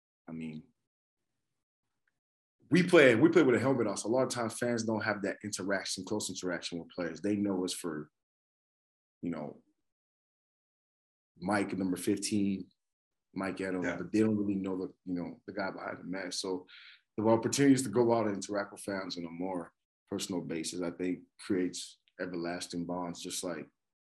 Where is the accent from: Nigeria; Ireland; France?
Nigeria; Lagos; now in Canada; I grew up in Lagos, Nigeria